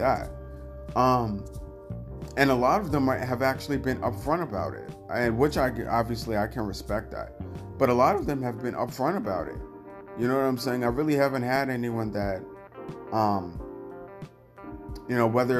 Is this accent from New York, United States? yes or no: yes; New York, United States; I'm from New York and I've always been around a melting pot of people